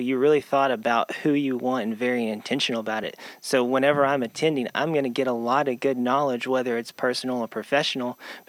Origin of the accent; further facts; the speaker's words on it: Northwest Arkansas, United States; I grew up here in Northwest Arkansas